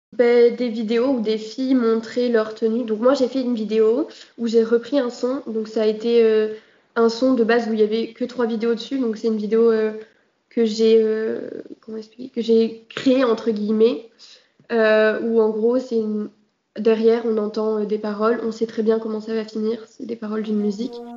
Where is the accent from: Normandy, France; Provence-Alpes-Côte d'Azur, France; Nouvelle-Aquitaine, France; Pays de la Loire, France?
Provence-Alpes-Côte d'Azur, France; Marseille; je suis de Marseille et je suis dans un lycée à Marseille